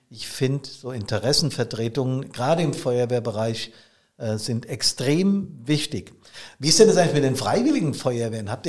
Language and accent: German; Hesse, Germany; Großstädte hier im Rhein-Main-Gebiet, ganz in der Nähe, wo ich herkomme